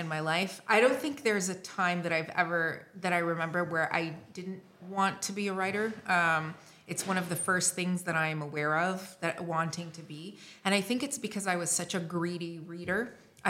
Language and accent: English; Beirut, Beirut Governorate, Lebanon; accent: North American; also born or lived in Montreal, Canada; I was born and raised in Beirut during the Lebanese Civil War. I lived there until I was 10 and a half